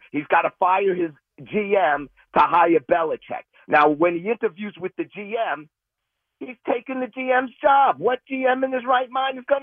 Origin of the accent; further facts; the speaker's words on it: New York City, New York, United States; grew up in Jackson houses in the South Bronx